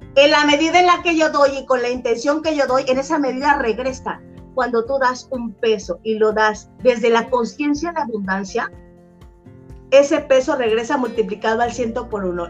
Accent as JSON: {"language": "Spanish", "country": "Mexico", "said": "yo soy mexicana, amo mi país"}